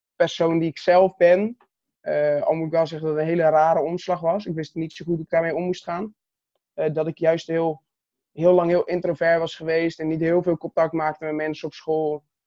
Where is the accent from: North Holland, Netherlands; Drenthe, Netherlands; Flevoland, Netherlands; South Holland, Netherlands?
South Holland, Netherlands; Katwijk; Ik ben 22 jaar oud, geboren in Katwijk aan Zee